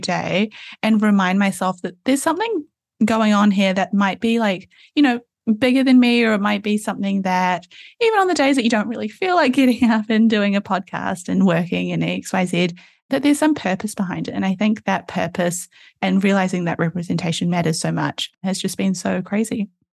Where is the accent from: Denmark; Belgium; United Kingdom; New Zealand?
New Zealand; Auckland; I'm in Auckland, New Zealand, which is where I grew up